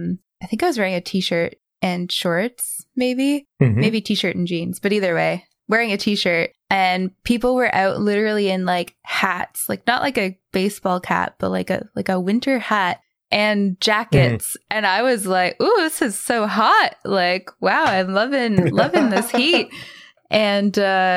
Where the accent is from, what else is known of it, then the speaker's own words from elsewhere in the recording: Canada; moved away as an adult; now in Australia; being a Canadian